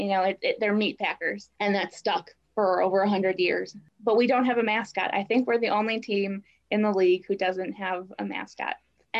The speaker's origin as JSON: {"language": "English", "town": "Milwaukee", "region": "Wisconsin", "country": "United States", "tie": "born or raised there", "lives_now": "Green Bay, United States", "said": "I grew up in Milwaukee, which is the largest city in the state"}